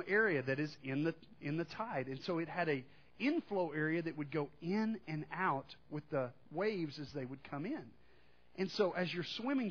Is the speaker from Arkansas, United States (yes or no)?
yes; Arkansas, United States; I'm from Arkansas